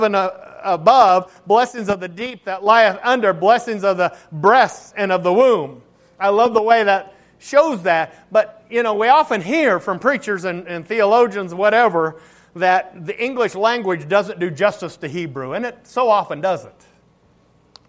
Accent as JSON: {"language": "English", "country": "United States", "said": "we as American Christians"}